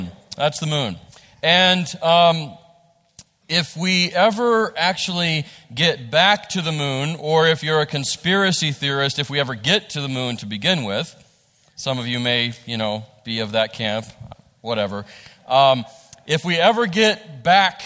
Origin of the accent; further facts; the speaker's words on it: West Virginia, United States; this is what we grow up with, those of us who are from here